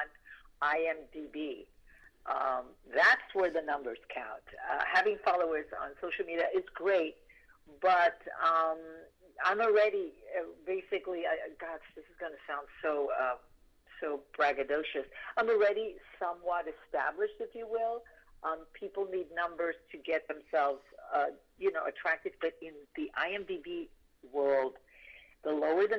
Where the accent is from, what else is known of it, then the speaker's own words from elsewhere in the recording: Puerto Rico; When I was growing up in Puerto Rico